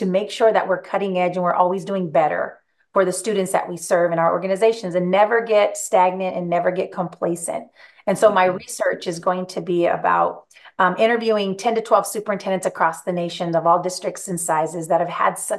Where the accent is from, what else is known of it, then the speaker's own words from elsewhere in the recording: Greenfield, California, United States; growing up in Greenfield, showed them my little house that I grew up